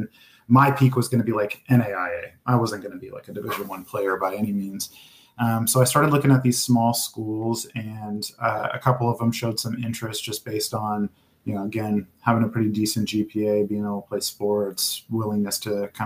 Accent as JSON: {"language": "English", "town": "Klamath Falls", "region": "Oregon", "country": "United States", "tie": "born or raised there", "said": "I grew up in a small town, Klamath Falls, Oregon"}